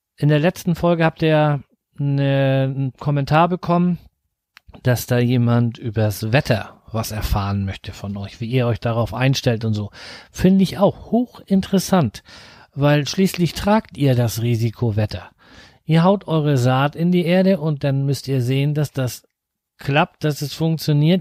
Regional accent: near Flensburg, Schleswig-Holstein, Germany; ich komme aus der Nähe von Flensburg

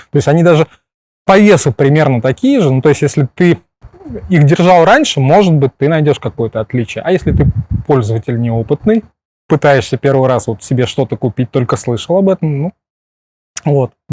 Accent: Moscow, Russia; из Москвы.

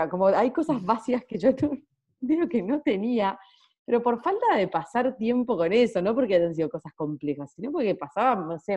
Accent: Salta, Argentina; moved away as an adult; now in Buenos Aires, Argentina; tengo 33 años, soy de Salta, pero vivo hace unos 15 años en Buenos Aires.

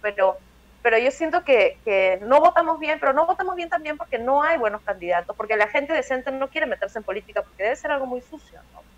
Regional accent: Peru; yo soy una típica peruana

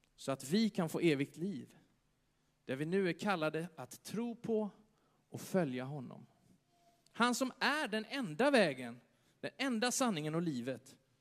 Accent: Sweden; Tänk att vi föddes i Sverige

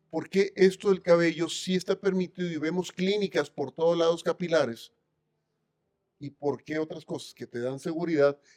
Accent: Mexicali, Baja California, Mexico; del norte, de la frontera. yo soy de Mexicali.

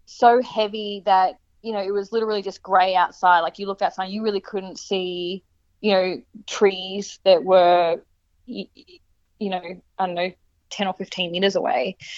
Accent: Brisbane, Queensland, Australia; moved away as an adult; also born or lived in Portland / Gold Coast; now in Mullumbimby, Australia; once i moved away from brisbane

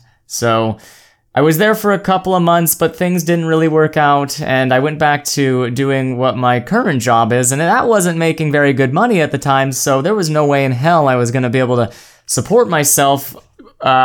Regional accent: California, United States; also born or lived in Oregon / Arizona; I was born in Oregon back in 1997, moved to Arizona, lived out my time there, went to elementary school, that fun stuff, went over to California and did middle school, high school

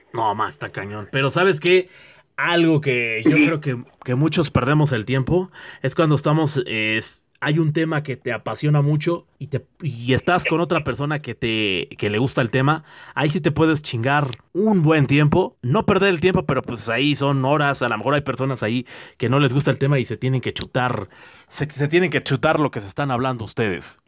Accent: Mexico; al menos en México somos bien fregones

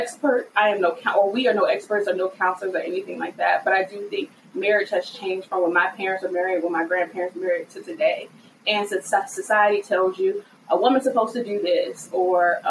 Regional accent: Virginia, United States; I'm from Virginia.

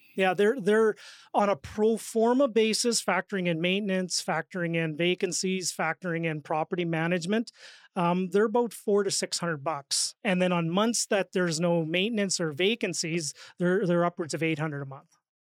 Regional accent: Saskatchewan, Canada; I'm from Saskatchewan

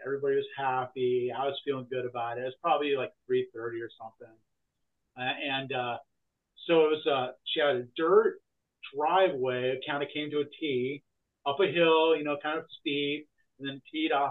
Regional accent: Grand Rapids, Michigan, United States; now in Santa Cruz, United States; I'm from Grand Rapids originally

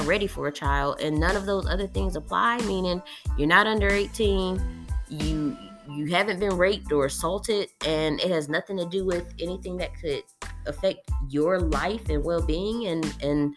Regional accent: North Carolina, United States; now in Texas, United States; that's my home state

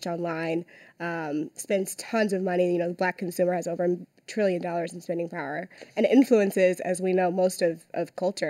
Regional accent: St. Louis, Missouri, United States; I'm from St. Louis, Missouri

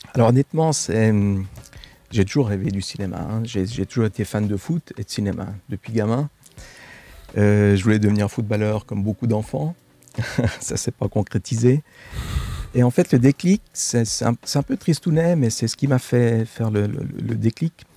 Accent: Switzerland; je suis d'origine italienne, mais j'ai vécu en Suisse, j'ai grandi en Suisse je vis en Suisse

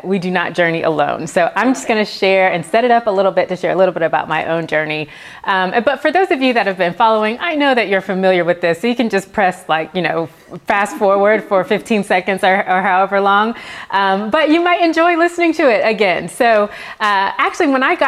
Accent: Atlanta, Georgia, United States; now in Charlotte, United States; I grew up in Northeast Atlanta in the suburbs

